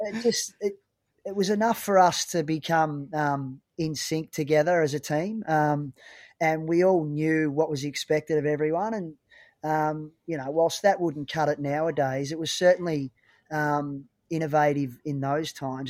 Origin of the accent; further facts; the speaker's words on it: Chiltern, Victoria, Australia; I was playing local footy, um, at my hometown of Chiltern, um, which was up near Aubrey Wodonga